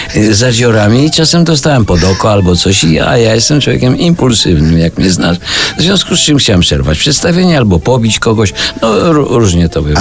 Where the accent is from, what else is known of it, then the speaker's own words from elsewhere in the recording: Puławy, Lublin Voivodeship, Poland; ja pochodzę z Nadwisły, z Puław